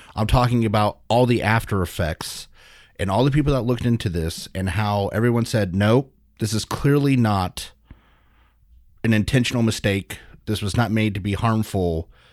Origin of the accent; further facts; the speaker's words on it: United States; as an American and as a medical professional